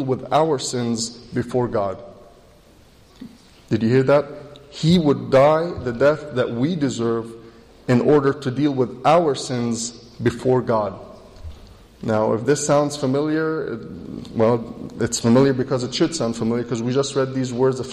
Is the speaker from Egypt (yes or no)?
yes; Egypt; now in United States; I was born in Egypt, which makes me Egyptian by birth. Later in life, I moved to the U.S. and I became an American citizen.